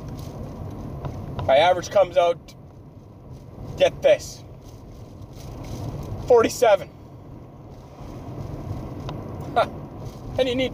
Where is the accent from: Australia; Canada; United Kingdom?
Canada; I'm a Canadian high school student